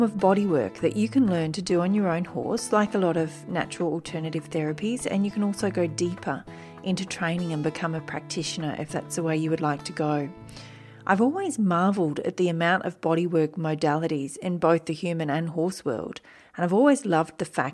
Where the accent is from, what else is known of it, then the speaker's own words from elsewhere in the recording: Wiradjuri country, New South Wales, Australia; now in Brisbane, Australia; I was born on Wiradjuri country